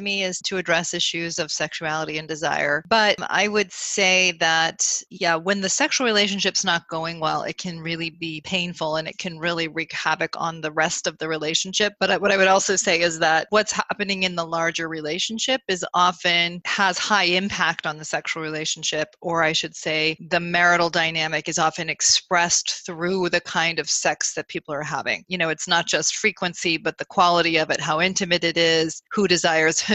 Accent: Burlington, Vermont, United States; moved away as an adult; also born or lived in New England; now in Chicago, United States; I grew up in Burlington, Vermont

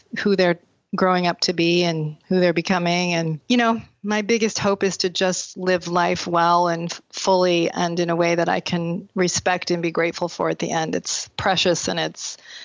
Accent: Burlington, Vermont, United States; also born or lived in Chicago area; now in Chicago, United States; I grew up in Burlington, Vermont in a large Mormon family

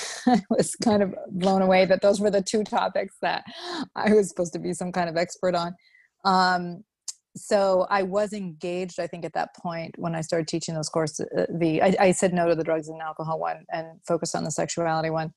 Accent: Vermont, United States; moved away as an adult; also born or lived in Utah; now in Chicago, United States; I grew up in Vermont

